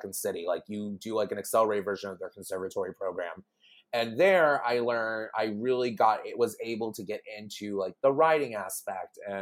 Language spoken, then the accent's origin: English; Houston, Texas, United States; moved away as an adult; also born or lived in Chicago, Illinois; I'm originally from Houston. As I like to say, I am born fed but not inbred in Houston, Texas.